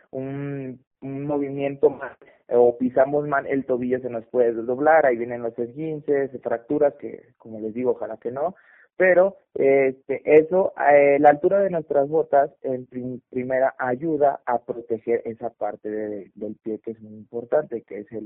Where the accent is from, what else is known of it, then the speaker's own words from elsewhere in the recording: Mexico; Es mexicana, eh, somos mexicanos